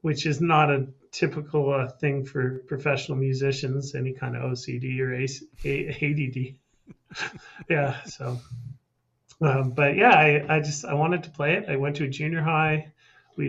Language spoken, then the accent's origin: English; Calgary, Alberta, Canada; Born and raised in Calgary, Alberta.